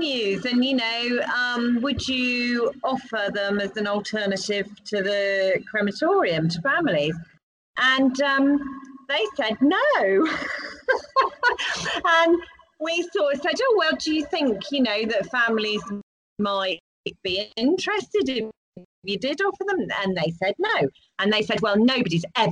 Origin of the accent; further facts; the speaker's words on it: United Kingdom; as British people